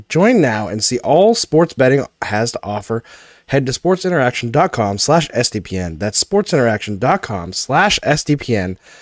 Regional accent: Canada; growing up outside of Quebec

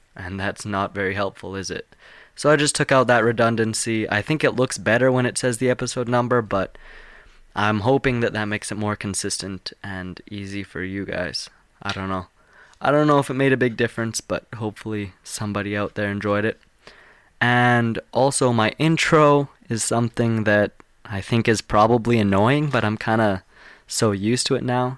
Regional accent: Calgary, Alberta, Canada; I'm from Calgary. I live about three hours from Calgary.

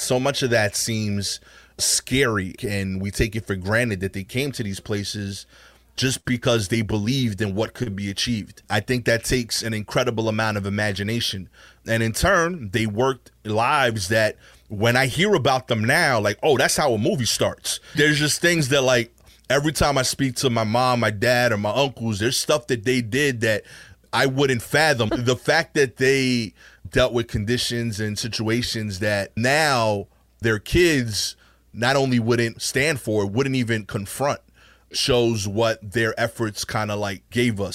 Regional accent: New York City, New York, United States; Born and raised, not like I just showed up here from the middle of the country. I'm actually, like, from Brooklyn

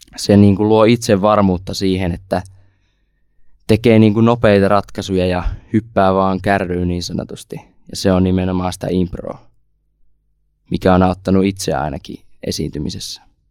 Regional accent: Savonia, Finland; tuon tuolta Savosta, 18-vuotias lukiolainen

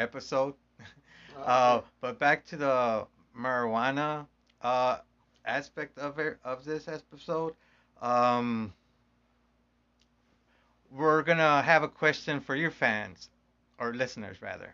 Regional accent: Chicago, Illinois, United States; we're from Chicago.

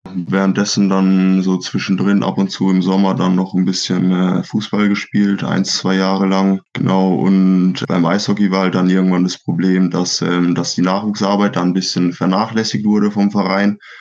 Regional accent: Schweinfurt, Bavaria, Germany; bei uns in Schweinfurt

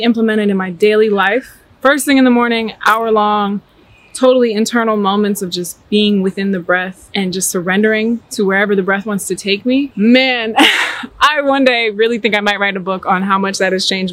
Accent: New Jersey, United States; now in Atlanta, United States; I'm originally born and raised in New Jersey. I now currently live in Atlanta, Georgia.

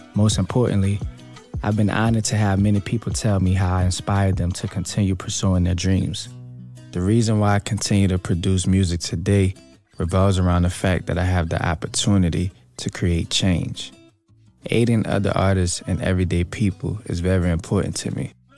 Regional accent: New Orleans, Louisiana, United States; I grew up in the Cali

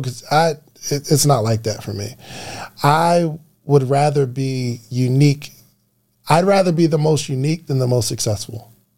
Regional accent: New Jersey, United States; accent: New Jersey; now in Atlanta, United States; I felt so comfortable being at home in New Jersey, growing up in New Jersey

